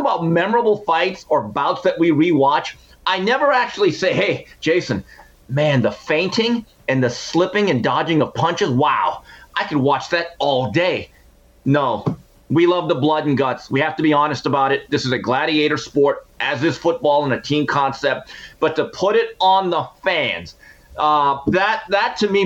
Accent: Montebello, California, United States; as a young man growing up in Montebello, California.

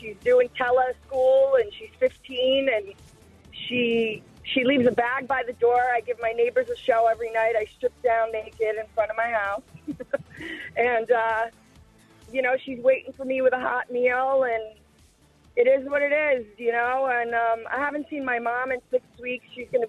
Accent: New York, United States; now in Florida, United States; I grew up in New York and I've been down here for about 20 years. And I'm proud to be a nurse. I'm proud to be a New Yorker. I'm proud to be living in Florida now and helping people.

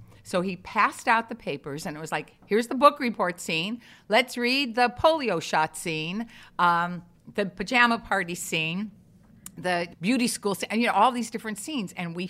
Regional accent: Chicago, Illinois, United States; I grew up in the Chicago theater system

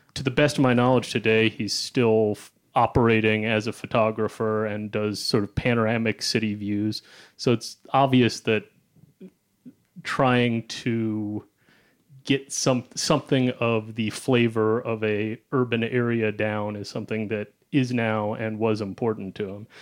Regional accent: Cincinnati, Ohio, United States; I hail from Cincinnati, Ohio

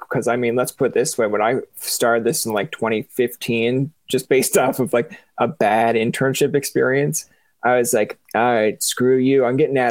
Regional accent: St. John's, Newfoundland and Labrador, Canada; moved away as an adult; also born or lived in Ottawa; born and raised in Newfoundland, St. John's, Goulds

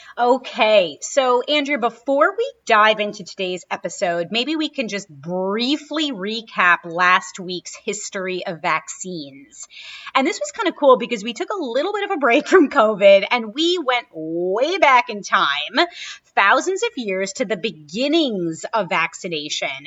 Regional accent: New York City, New York, United States; when I was a kid growing up in Brooklyn

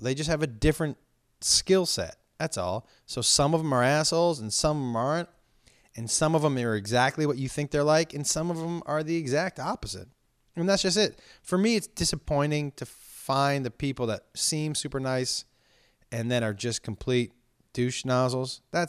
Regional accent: East Coast, United States; I think growing up on the East Coast, it's a different style of humor.

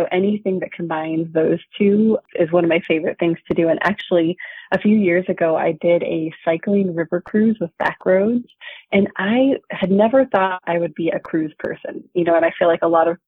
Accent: Seattle, Washington, United States; I grew up in Seattle, Washington

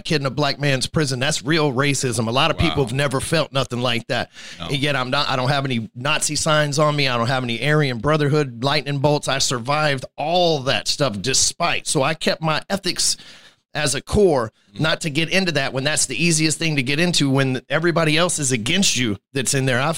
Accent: Texas, United States; I've been here for 41 years

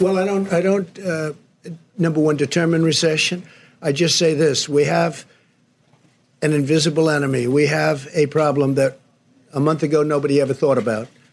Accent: near New Rochelle, New York, United States; I grew up right near New Rochelle

